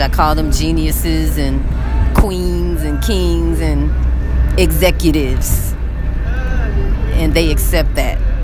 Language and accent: English; United States; moved away as an adult; now in Egypt; it's very hard to function over here financially as an American.